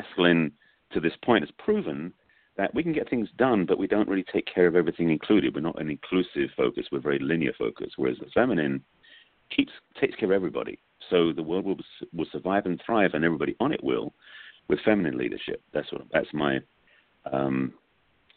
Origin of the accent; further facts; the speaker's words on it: England, United Kingdom; moved away; I'm from England